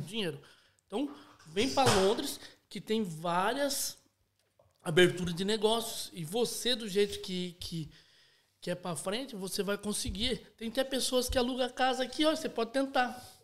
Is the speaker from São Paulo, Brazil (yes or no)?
yes; Itapetininga, São Paulo, Brazil; Sou de Itapetininga, interior de São Paulo